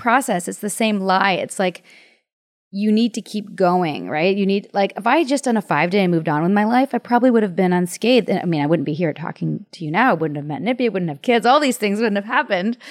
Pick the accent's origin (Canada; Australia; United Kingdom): Canada; I'm from Canada